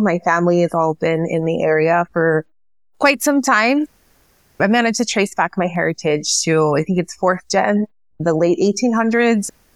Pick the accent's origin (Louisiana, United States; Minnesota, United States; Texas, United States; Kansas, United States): Texas, United States; El Paso